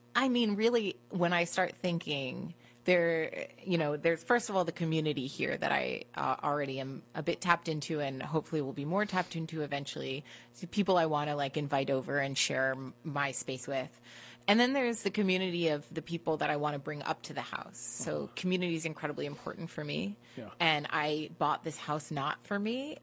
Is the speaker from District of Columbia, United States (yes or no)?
yes; Washington, District of Columbia, United States; I grew up in Washington, D.C.